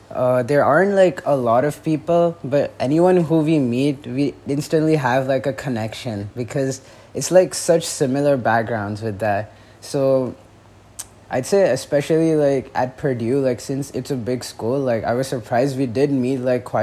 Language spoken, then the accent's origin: English; India; accent: Indian; when I'm like talking to someone from India, like my accent automatically goes back to like the Indian accent